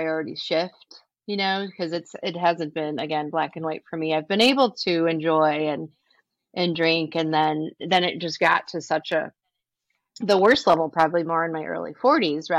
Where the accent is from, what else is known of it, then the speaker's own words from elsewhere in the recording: San Diego, California, United States; moved away as an adult; now in Detroit, United States; I'm from San Diego, California